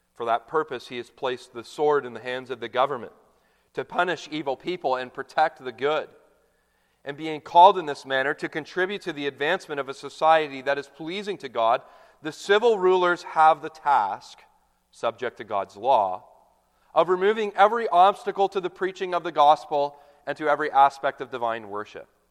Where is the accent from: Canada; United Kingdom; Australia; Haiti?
Canada; now in United States; a young boy growing up in Canada